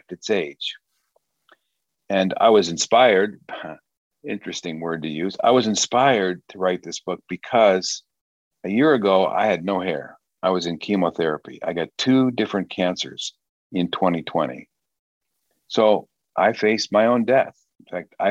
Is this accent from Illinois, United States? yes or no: yes; Wheaton, Illinois, United States; moved away as an adult; now in Michigan, United States; I grew up in Wheaton, Illinois